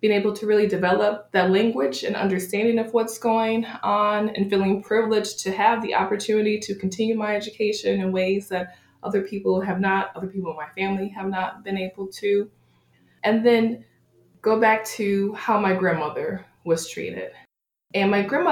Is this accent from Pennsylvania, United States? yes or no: no; Buffalo, New York, United States; I grew up in Buffalo, New York, Western New York area, but my family is originally from Beckley, West Virginia.